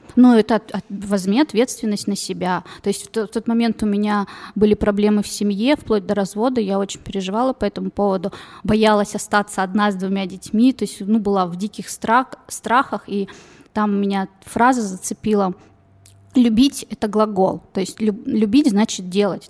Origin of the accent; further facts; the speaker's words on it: Kazakhstan; now in Novosibirsk, Russia; я не отсюда родилась, не в России, я сама из Казахстана. То есть азиаты меня окружали с самого рождения